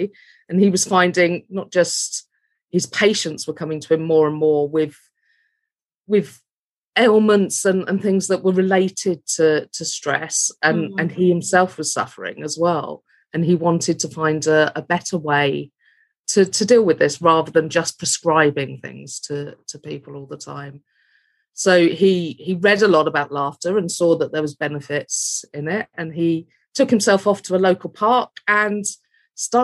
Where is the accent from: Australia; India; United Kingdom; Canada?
United Kingdom; London; also born or lived in Hampshire / South Wales; now in Rhondda Valleys, United Kingdom; Moved here from Hampshire, although I'm originally from West London.